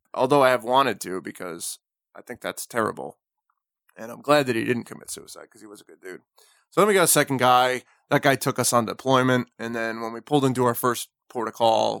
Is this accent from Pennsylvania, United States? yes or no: no; New Jersey, United States; I'm from New Jersey